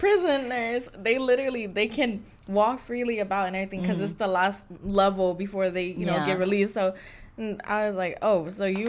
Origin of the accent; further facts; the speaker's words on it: Winfield, United States; I'm from Winfield.